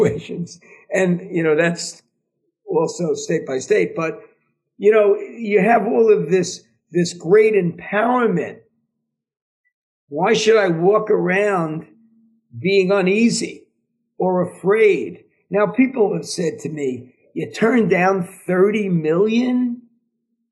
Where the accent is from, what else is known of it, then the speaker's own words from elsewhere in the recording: New York, United States; from New York